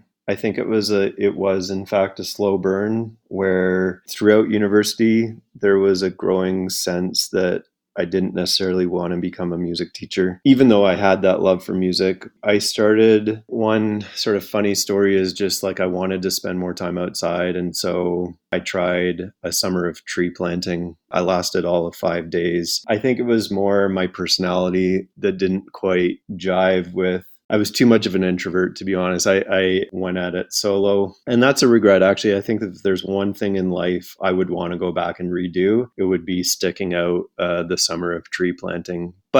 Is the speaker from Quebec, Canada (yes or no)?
no; Drumheller, Alberta, Canada; born there; also born or lived in Calgary / Fort McMurray / Toronto / Winnipeg; So I was born in the Badlands of Drumheller, Alberta, but it was only the first 2 years of my life there. So I don't really remember too much.